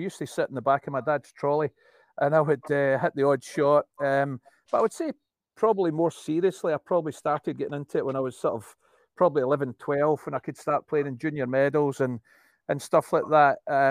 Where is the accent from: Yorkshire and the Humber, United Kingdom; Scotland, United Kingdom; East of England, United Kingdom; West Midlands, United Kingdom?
Scotland, United Kingdom; Irvine; also born or lived in Texas; Yeah, well, I'm an Ayrshireman, Willie. I grew up in Irvine as a small boy. Mum and Dad, they're in their 80s. They still live in Irvine.